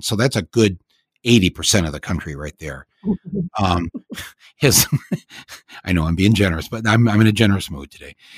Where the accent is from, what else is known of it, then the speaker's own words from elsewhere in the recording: Flint, Michigan, United States; I grew up in and around Flint